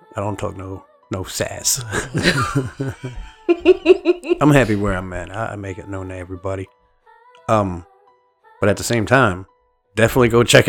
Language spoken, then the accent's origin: English; United States; I'm definitely American.